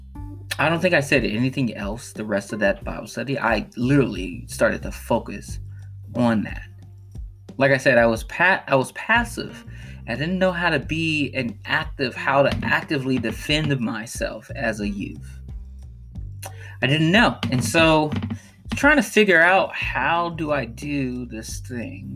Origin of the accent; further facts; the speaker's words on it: Chicago, Illinois, United States; I grew up on the south side of Chicago, and particularly, I grew up in the Robert Taylor Projects of Chicago